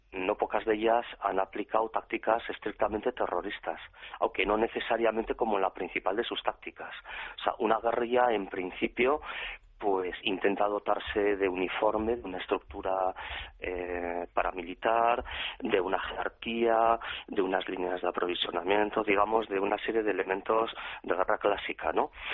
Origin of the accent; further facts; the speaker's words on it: Pamplona, Navarre, Spain; yo soy navarro, acabo de cumplir 50 años y prácticamente desde que tengo uso de razón, pues la realidad del terrorismo en mi Pamplona querida